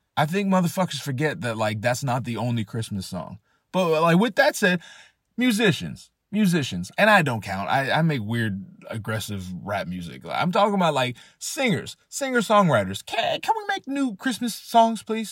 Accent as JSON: {"language": "English", "region": "California", "country": "United States", "said": "I'm from California. We don't know shit about harsh winters."}